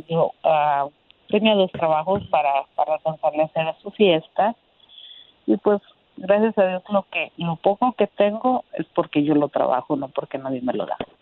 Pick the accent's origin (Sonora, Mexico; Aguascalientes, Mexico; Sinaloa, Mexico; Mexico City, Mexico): Aguascalientes, Mexico; moved away as an adult; now in Indiana, United States; Yo soy de Aguas, yo soy de Aguascalientes, tengo 41